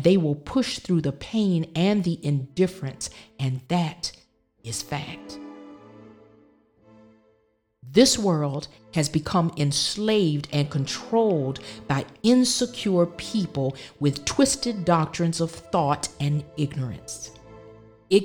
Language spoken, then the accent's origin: English; the South, United States; growing up in the South